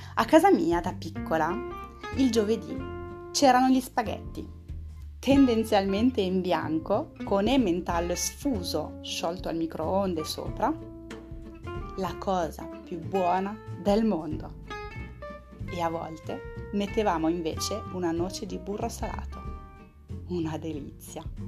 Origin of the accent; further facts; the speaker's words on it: France; Italian is a second language; moved away as an adult; also born or lived in Italy; da francese